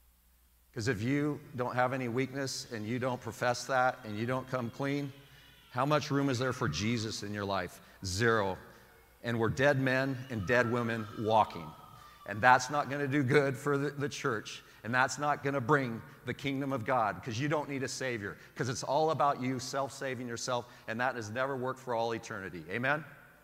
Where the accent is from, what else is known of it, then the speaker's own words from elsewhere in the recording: Portland, Oregon, United States; now in San Diego, United States; I know it doesn't rain a lot here in San Diego, but it rains a lot in Portland, Oregon. So maybe I'm bringing that from Portland, Oregon about the rain.